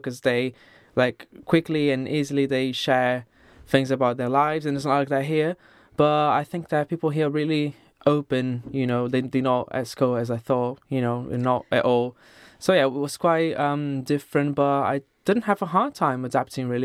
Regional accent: Southeast Brazil, Brazil; moved away as an adult; now in London, United Kingdom; I'm from the southeast of Brazil. It's a coastal state. On the map is the state just above the state of Real.

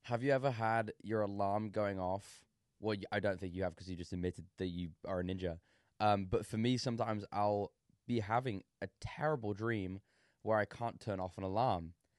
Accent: England, United Kingdom; I'm English.

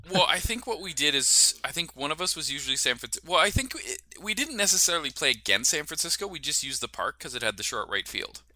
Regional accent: Canada; we're Canadian

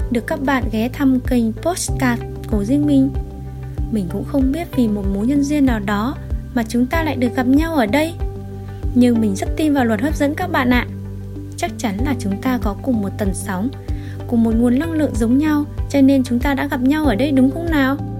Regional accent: Thai Nguyen, Vietnam; Mình sinh ra và lớn lên ở thành phố Thái Nguyên

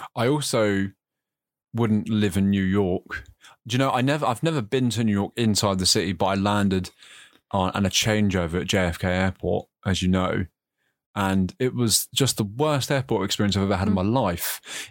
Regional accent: United Kingdom; moved away; I've been out of, you know, my home country for a while

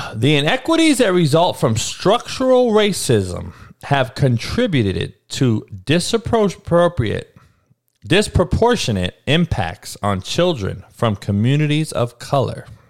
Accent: Compton, California, United States; I grew up in Compton, dog, in the hood, in the worst neighborhood growing up in the country in the 80s

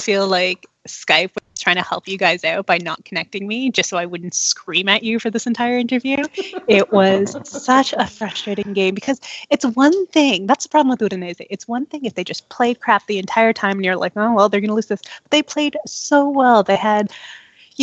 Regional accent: Toronto, Ontario, Canada; also born or lived in London, Ontario; I'm born and raised in Toronto, but my mom is half Swiss, half Filipino, and my dad is 100% Friulano.

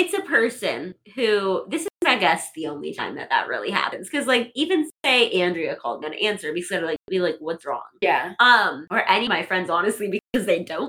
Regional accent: South Dakota, United States; moved away as an adult; now in Pittsburgh, United States; I'm from South Dakota

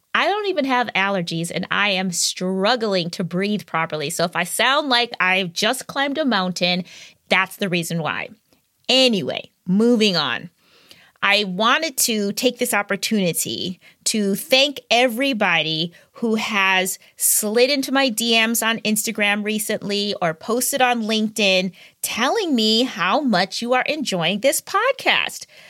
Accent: Wisconsin, United States; my home state of Wisconsin

